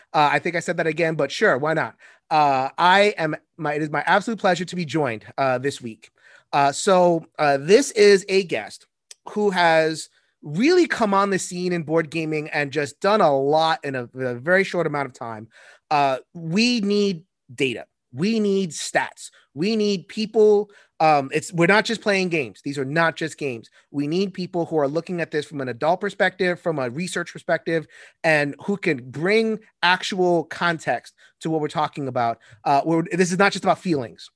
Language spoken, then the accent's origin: English; United States; I'm American. All I know is America.